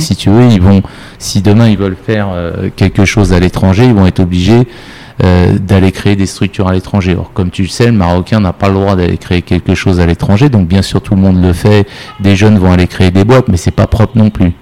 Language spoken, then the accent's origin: French; Paris, Île-de-France, France; moved away as an adult; now in Morocco; je suis parisien, je suis mhm. français et, parisien à l'origine.